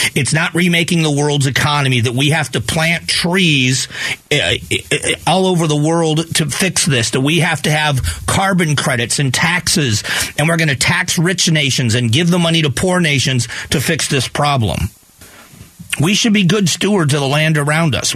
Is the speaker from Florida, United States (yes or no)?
yes; Fort Myers, Florida, United States; moved away; We just had a major hurricane in my hometown. Hurricane Ian pummeled Fort Myers, Florida